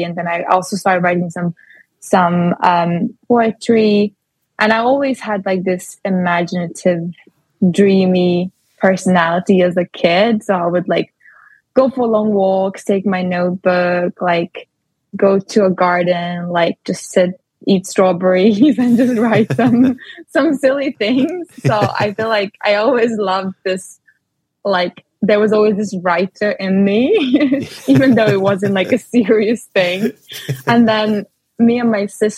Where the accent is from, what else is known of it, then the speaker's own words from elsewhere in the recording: Latvia; moved away as an adult; now in London, United Kingdom; after high school in Latvia, because I'm from Latvia